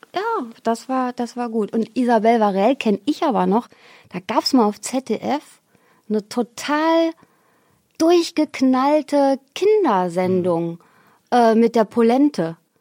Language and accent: German; Xanten, North Rhine-Westphalia, Germany; moved away; also born or lived in Geldern / Cologne; Ich bin ja in Xanten zur Schule gegangen